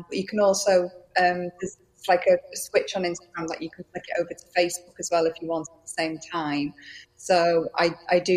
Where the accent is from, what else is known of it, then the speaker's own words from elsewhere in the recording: Wales, United Kingdom; accent: Welsh; first language Welsh; English is a second language; I am in Wales. Yes, I'm Welsh